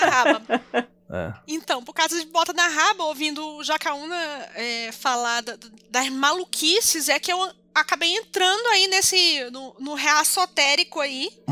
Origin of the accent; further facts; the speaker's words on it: North Region, Brazil; moved away; minha terra é o norte